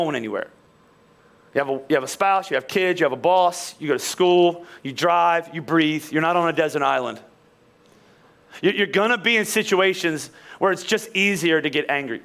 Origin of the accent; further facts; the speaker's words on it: Philadelphia, Pennsylvania, United States; I'm from Philly. I'm Italian